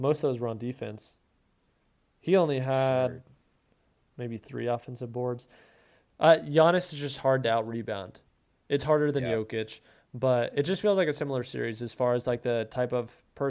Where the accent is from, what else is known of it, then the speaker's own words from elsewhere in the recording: Boise, Idaho, United States; I was from Boise, Idaho.